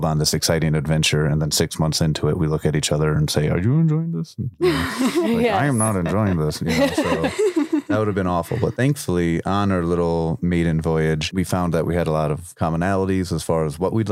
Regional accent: Chicago, Illinois, United States; I'm from Chicago

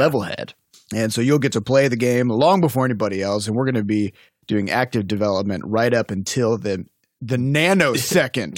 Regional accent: Midwest, United States; also born or lived in Iowa / Saint Louis; I'm from the Midwest

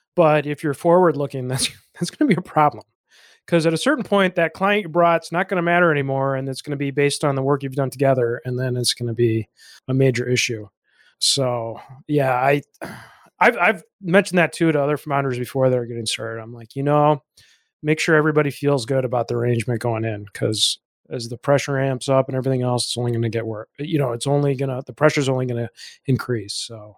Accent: Chicago, Illinois, United States; I'm from Illinois. I'm from the Chicago area

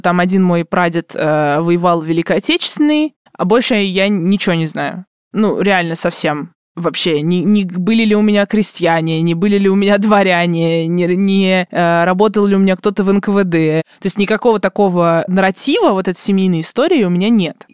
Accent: Obninsk, Kaluga Oblast, Russia; я из Обнинска

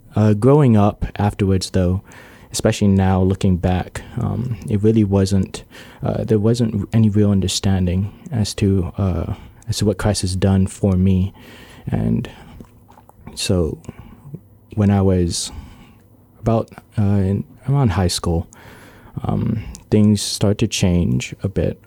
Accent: Guam; I was born on Guam, uh, lived there my entire life.

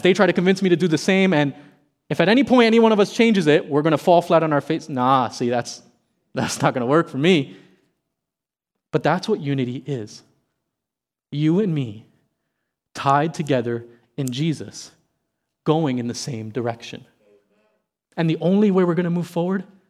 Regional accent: South Miami, Florida, United States; I never enjoyed field day in elementary school when I grew up in South Miami.

